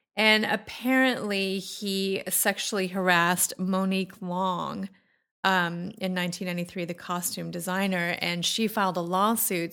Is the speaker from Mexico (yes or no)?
no; Australia; moved away as an adult; now in Orange County, United States